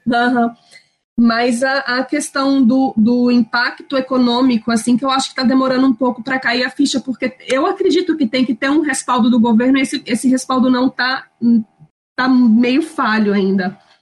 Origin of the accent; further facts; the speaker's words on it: Minas Gerais, Brazil; moved away as an adult; now in Madrid, Spain; eu nasci em Minas, mas meus pais estão morando no Espírito Santo